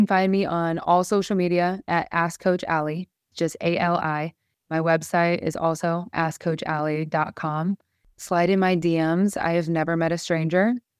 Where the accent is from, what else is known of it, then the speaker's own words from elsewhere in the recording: Midwest, United States; I turned 30 this year. I'm from the Midwest, right?